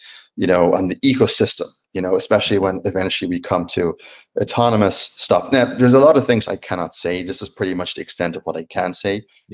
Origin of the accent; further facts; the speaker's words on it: Dublin, Leinster, Ireland; also born or lived in Sweden / New York; now in Napa Valley, United States; growing up in Ireland